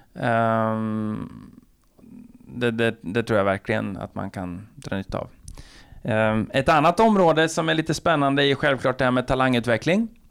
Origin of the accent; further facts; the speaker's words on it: Linköping, Östergötland, Sweden; jag är ju från Linköping